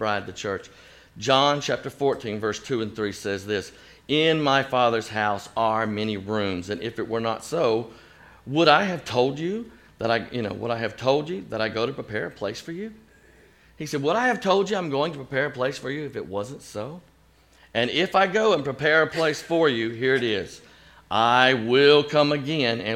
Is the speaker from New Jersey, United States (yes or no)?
no; Chattanooga, Tennessee, United States; also born or lived in Chicago; my hometown of Chattanooga, Tennessee